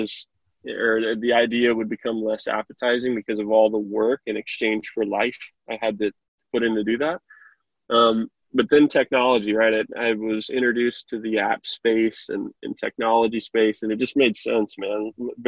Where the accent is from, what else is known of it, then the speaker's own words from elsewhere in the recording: Kokomo, Indiana, United States; I'm from Kokomo, Indiana, and I love my city, love my town.